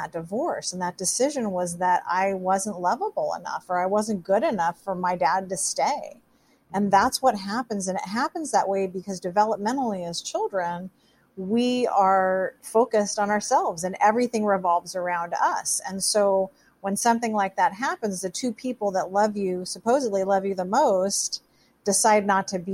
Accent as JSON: {"language": "English", "town": "Seattle", "region": "Washington", "country": "United States", "tie": "born or raised there", "said": "I grew up in the Seattle area."}